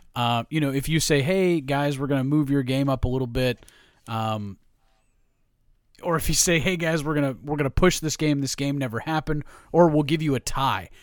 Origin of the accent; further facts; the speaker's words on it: New York, United States; I grew up in New York